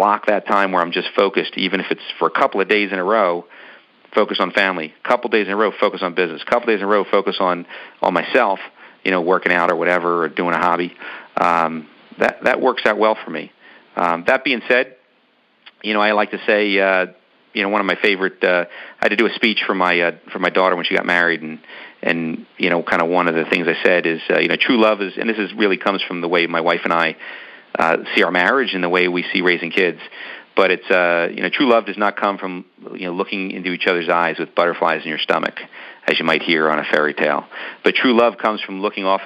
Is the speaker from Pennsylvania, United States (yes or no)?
yes; Philadelphia, Pennsylvania, United States; we're from Philadelphia